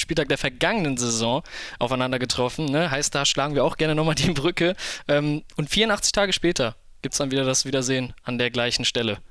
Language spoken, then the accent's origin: German; Krefeld, North Rhine-Westphalia, Germany; komme gebürtig aus Krefeld, wohne auch dort